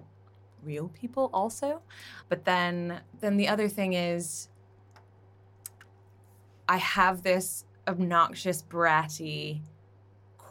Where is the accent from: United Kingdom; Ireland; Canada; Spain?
Canada; I'm Canadian